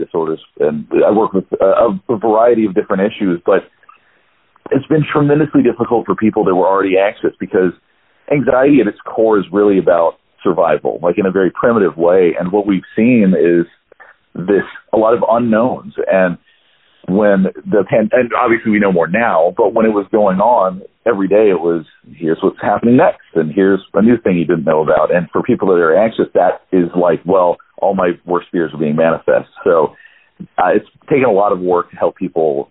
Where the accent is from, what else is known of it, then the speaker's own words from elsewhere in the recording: Hendersonville, North Carolina, United States; also born or lived in Greenville, South Carolina; now in Atlanta, United States; I was raised in a small town in North Carolina, Hendersonville, North Carolina, and I also was in Greenville, South Carolina